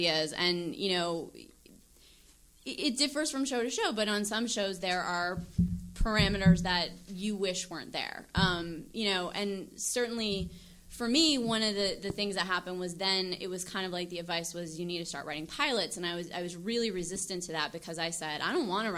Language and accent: English; the South, United States; moved away; I grew up in the South.